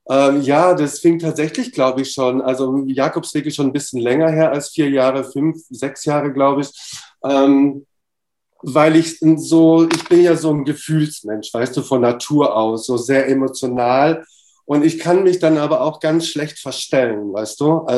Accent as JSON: {"language": "German", "country": "Romania", "tie": "born there", "said": "Ich bin in Rumänien geboren, also das schicke ich mal kurz vorab, ja."}